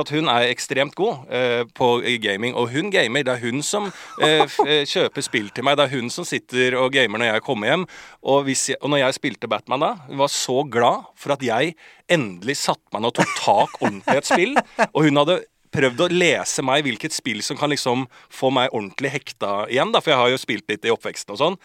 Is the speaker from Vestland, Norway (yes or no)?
no; Bærum, Akershus, Norway; på liksom Bærums Verk, Rykken-området der jeg vokste opp